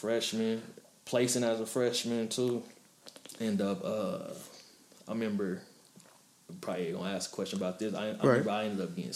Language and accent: English; Oklahoma City, Oklahoma, United States; moved away; born and raised Oklahoma City